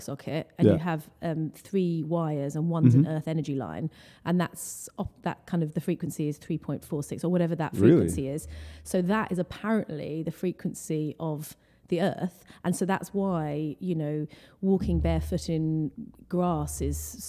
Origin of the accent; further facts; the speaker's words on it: Essex, on the edge of London, East of England, United Kingdom; So I'm from London, born and raised. Actually, I grew up just outside of London in Essex, which is it's like a county